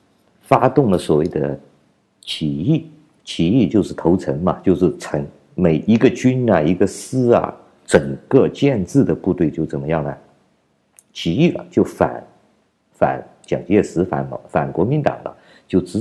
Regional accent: China; 你们没有像我们中国人一样跪倒在这个老胖子面前，你们就不配做奴隶的。你们和我们中国人永远都没有平起平坐的资格的，因为我们都是跪倒在地上的。

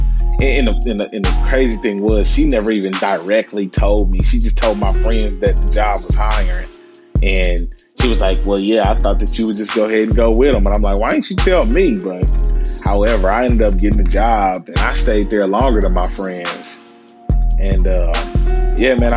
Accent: Kansas City, Missouri, United States; I hail from Kansas City, Missouri, born and raised. You know, kind of live my whole life here

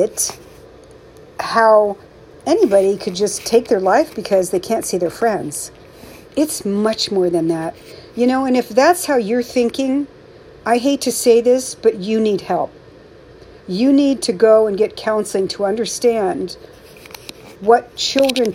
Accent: San Francisco Bay Area, California, United States; I'm from the Bay Area

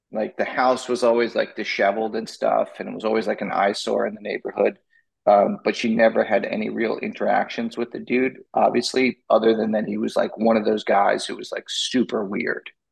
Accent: Massapequa, New York, United States; My hometown

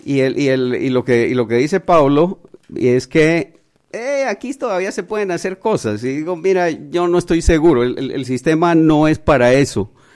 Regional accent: Panama

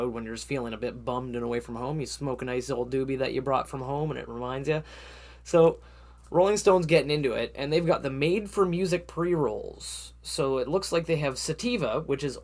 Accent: Canada; as a Canadian

